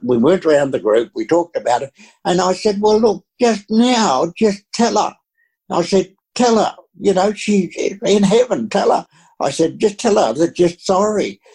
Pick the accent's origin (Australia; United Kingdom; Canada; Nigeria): Australia; I'm just an Aussie, you know was an uneducated Aussie